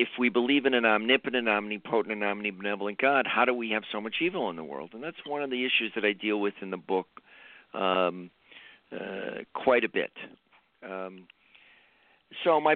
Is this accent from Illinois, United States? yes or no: yes; Chicago, Illinois, United States; my background is I grew up in Chicago